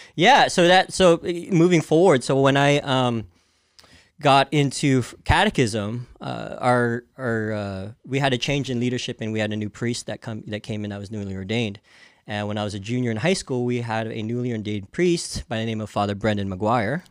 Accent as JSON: {"language": "English", "town": "Santa Clara", "region": "California", "country": "United States", "tie": "born or raised there", "said": "I was born and raised in Santa Clara"}